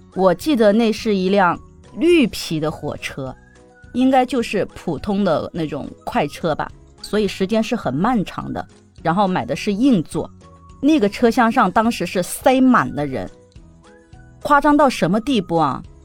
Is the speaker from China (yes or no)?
yes; Porcelain Capital town in Jiangnan, China; 我来自于江南小镇慈都，一个不像南方人的南方大妞